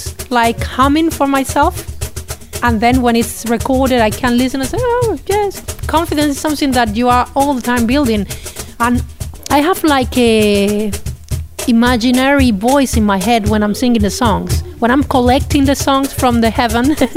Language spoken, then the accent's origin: English; Cuba; English is a second language; moved away as an adult; also born or lived in Russia; now in Barcelona, Spain; I come from Russia. I was born there. My mother is from Cuba and my father from Ethiopia. I was raised in Cuba.